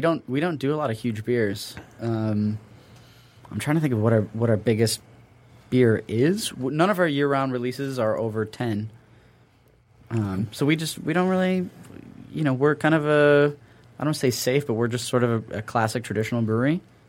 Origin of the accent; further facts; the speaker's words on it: Cleveland, Ohio, United States; People are like, oh, Great Lakes, where are you from? I was like, oh, Cleveland.